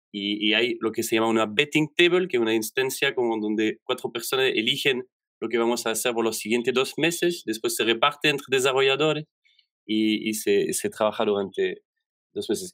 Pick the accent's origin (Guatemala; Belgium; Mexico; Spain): Belgium; first language French; Spanish is a second language; moved away as an adult; also born or lived in Chile; now in Santiago, Chile; yo vengo de Bélgica, donde trabajé en instituciones más clásicas